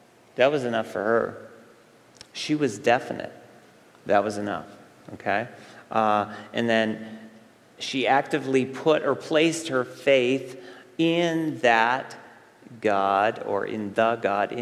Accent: Central New York State, United States; moved away; I went back to where I grew up, our summer compound camp there in Central New York State. I went back to the area where I grew up.

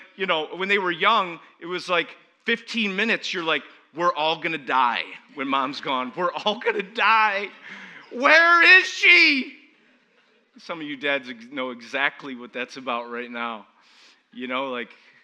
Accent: Syracuse, New York, United States; I'm from Syracuse, New York, the home of snow, salt potatoes

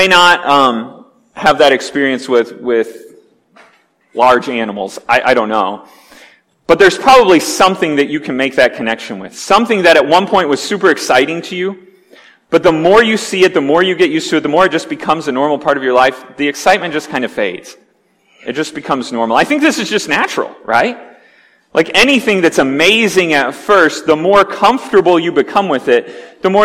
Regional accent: Wabash, Indiana, United States; also born or lived in Dearborn Heights, Michigan; When I was 7 years old, we moved out of suburban Detroit area to rural Indiana

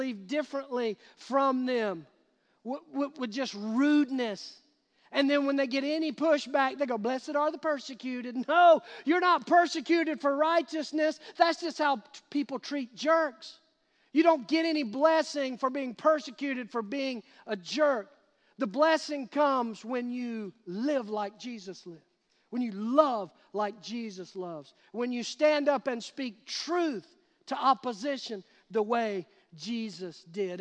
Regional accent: United States; we as American Christians

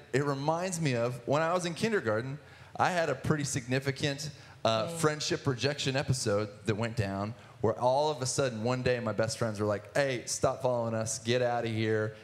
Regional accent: Athens, Ohio, United States; I grew up in Athens, Ohio, in the sticks outside of Ohio University

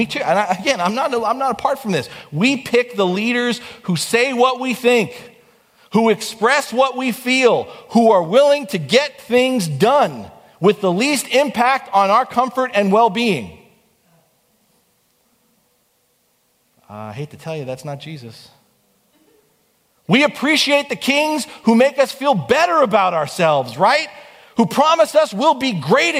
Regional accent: United States; I'm proud to be an American

